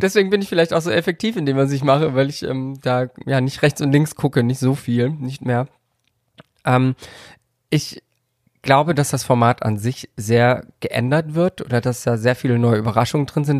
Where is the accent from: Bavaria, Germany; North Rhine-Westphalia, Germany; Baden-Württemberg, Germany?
Baden-Württemberg, Germany; Karlsruhe; Ich komme aus Karlsruhe